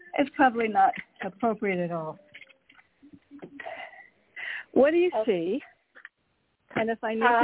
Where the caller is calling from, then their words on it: Connecticut, United States; from Connecticut.